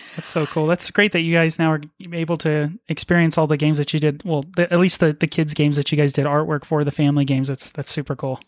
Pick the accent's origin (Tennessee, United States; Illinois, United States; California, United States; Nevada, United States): Nevada, United States; Las Vegas; We're from Las Vegas